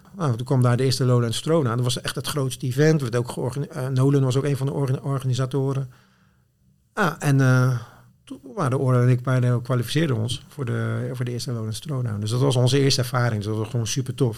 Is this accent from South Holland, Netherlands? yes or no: yes; Zwijndrecht, South Holland, Netherlands; moved away as an adult; also born or lived in Rotterdam / Goes / Apeldoorn; ik ben geboren en getogen in Zwijndrecht